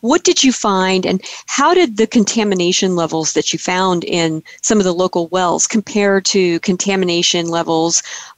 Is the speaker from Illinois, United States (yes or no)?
no; Tri-Valley, California, United States; this is my hometown water supply we're talking about.